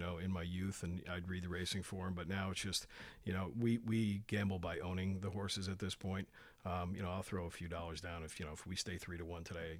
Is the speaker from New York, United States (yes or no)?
yes; Saratoga Springs, New York, United States; moved away as an adult; also born or lived in Syracuse; now in Long Island, United States; I grew up in Saratoga, uh, went off to college in Syracuse